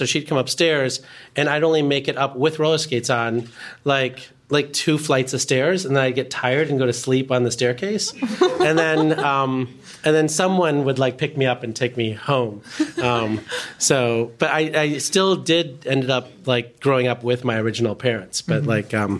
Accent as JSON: {"language": "English", "town": "Chicago Ridge", "region": "Illinois", "country": "United States", "tie": "born or raised there", "also_born_or_lived": "India", "said": "we grew up in Chicago Ridge, where my dad was doing his residency"}